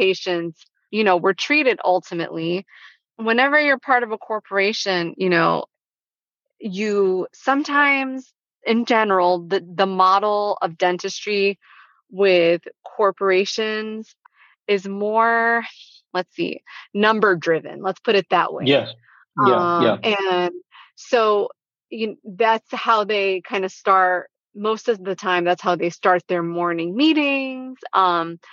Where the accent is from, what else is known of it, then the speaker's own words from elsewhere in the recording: Spring Lake, North Carolina, United States; that was my hometown